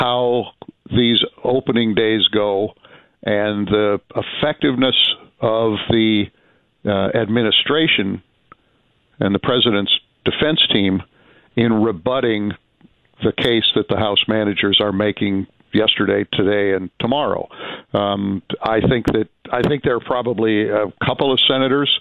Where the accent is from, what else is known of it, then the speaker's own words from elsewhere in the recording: Illinois, United States; I'm a Midwesterner, although I grew up in Illinois